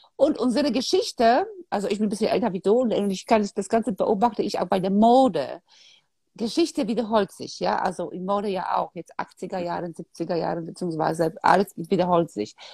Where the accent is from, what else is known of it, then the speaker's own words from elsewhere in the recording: Poland; moved away; ich bin in Polen aufgewachsen, damals war Kommunismus